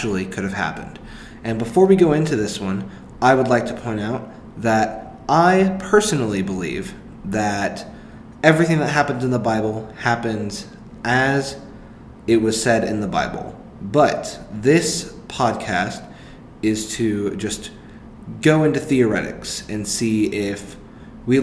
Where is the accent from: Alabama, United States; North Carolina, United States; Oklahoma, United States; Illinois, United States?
Oklahoma, United States; Tulsa; now in Norman, United States; I'm from Tulsa